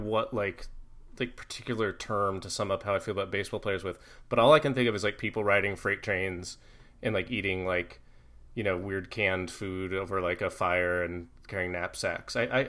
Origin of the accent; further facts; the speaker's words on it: Mid Missouri, United States; I'm from Mid Missouri